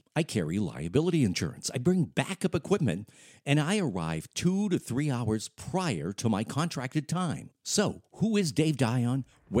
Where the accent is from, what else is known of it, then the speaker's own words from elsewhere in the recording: Lewiston, Maine, United States; I was born and raised in Lewiston to a Franco-American Catholic family. I went to Holy Cross Parochial School in Lewiston between the first and the eighth grade. I graduated from Lewiston High School as a Blue Devil, 1975.